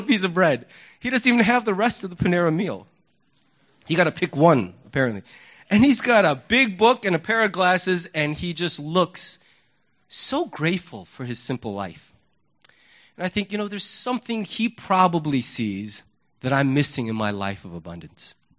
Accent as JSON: {"language": "English", "country": "United States", "said": "as an American"}